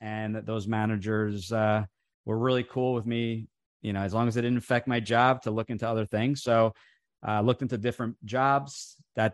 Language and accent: English; New Jersey, United States; first language Italian; English is a second language; grew up in the restaurant industry. We had an Italian restaurant here in New Jersey